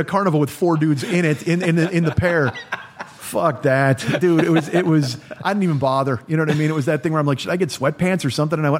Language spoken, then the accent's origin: English; Chicago, Illinois, United States; now in Los Angeles, United States; I live in Los Angeles now. I'm from Chicago.